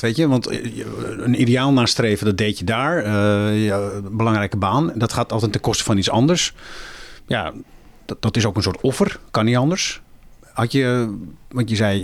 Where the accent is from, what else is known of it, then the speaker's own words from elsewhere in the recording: Muiderberg, North Holland, Netherlands; In mijn geboortedorp, Muidenberg